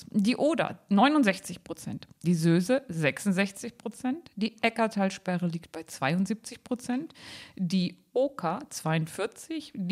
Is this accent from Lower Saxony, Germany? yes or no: yes; Seesen, Lower Saxony, Germany; born there; Ich bin in Seesen geboren.